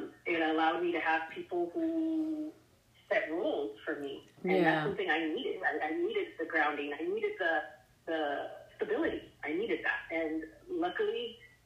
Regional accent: San Diego, California, United States; also born or lived in Michigan; I'm from San Diego originally, and that's where I was in the system in San Diego.

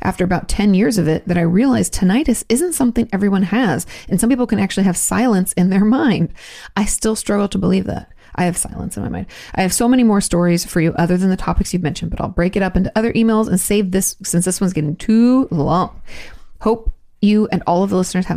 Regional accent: Australia; moved away; I'm from Australia

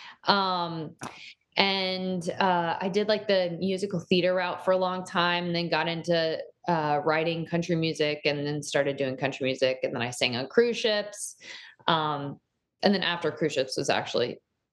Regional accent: Dallas, Texas, United States; moved away; I grew up in Dallas, in Texas

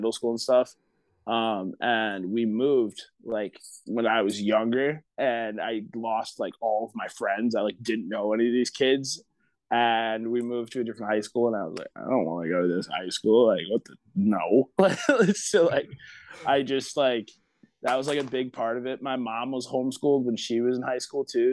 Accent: Otsego, Michigan, United States; also born or lived in Detroit, Michigan / Portage, Michigan; I grew up in like a little like hick town, kind of. It was called Otsego

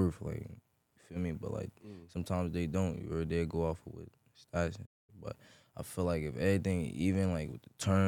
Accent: Newark, New Jersey, United States; I'm from Newark, New Jersey. You heard south side of Newark, New Jersey.

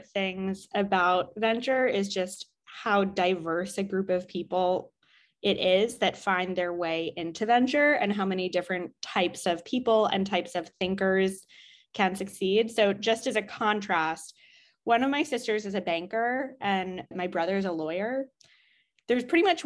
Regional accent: New York City, New York, United States; also born or lived in Israel; I grew up in Manhattan.

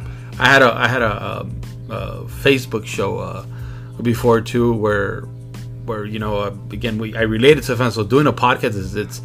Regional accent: Compton, California, United States; also born or lived in Long Beach; born and raised in Compton.

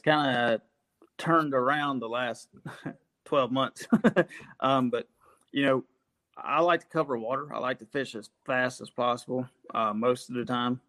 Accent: Collinsville, United States; in Collinsville, where I'm from, we have a small 3,500 acre lake. Um, of course, fish there growing up

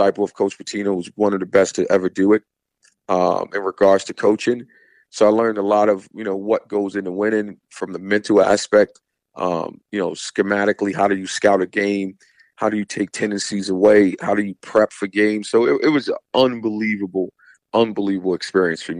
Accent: Jersey City, New Jersey, United States; I'm from Jersey City.

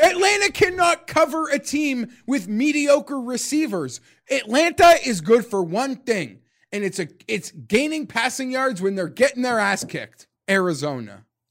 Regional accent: Canada; I'm Canadian

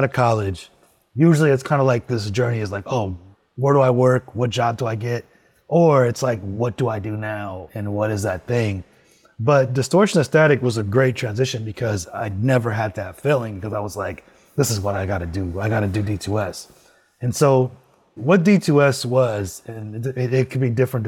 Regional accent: Los Angeles, California, United States; moved away as an adult; also born or lived in San Francisco; I moved to LA in 2015, back to my hometown

